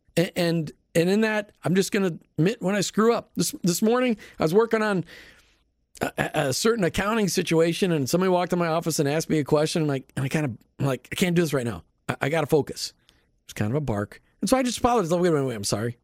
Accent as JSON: {"language": "English", "region": "Minnesota", "country": "United States", "tie": "born or raised there", "moved": "yes", "lives_now": "Florida, United States", "said": "Growing up in Minnesota"}